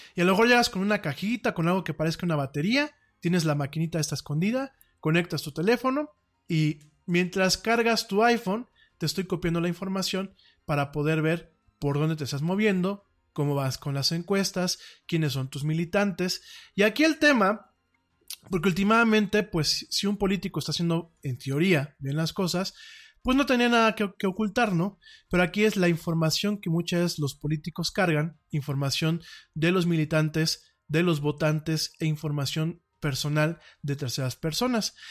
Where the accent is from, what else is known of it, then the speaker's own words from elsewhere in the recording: Mexico; aquí en mi país